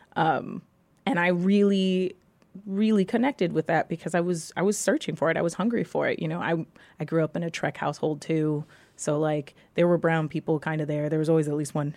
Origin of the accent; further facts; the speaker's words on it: New York City, New York, United States; I grew up in New York City